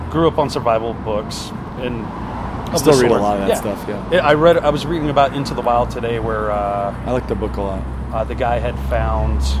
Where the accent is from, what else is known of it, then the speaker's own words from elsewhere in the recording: Detroit, Michigan, United States; also born or lived in Colorado Springs; now in Bloomington, United States; Uh, Detroit, Michigan.